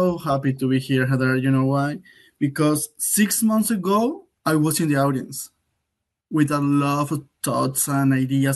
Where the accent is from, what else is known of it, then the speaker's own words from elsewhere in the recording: Colombia; first language Spanish; English is a second language; moved away as an adult; now in United States; I'm from Colombia. My native language is Spanish. But I have been living in the States for the last 3 years.